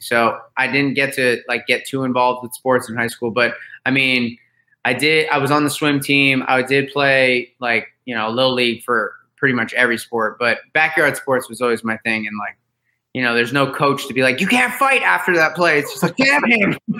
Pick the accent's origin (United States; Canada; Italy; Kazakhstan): United States; Florida; I grew up in Florida